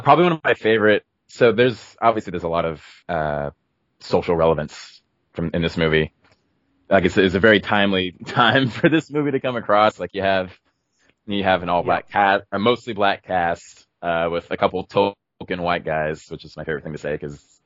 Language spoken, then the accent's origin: English; Oakland, California, United States; I am actually from Oakland